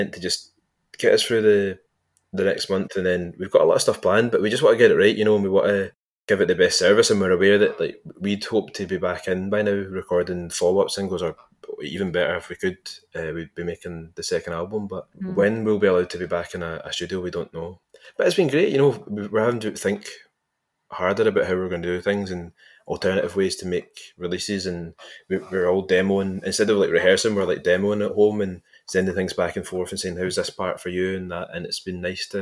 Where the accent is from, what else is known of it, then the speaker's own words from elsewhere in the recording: Largs, Scotland, United Kingdom; I grew up in Largs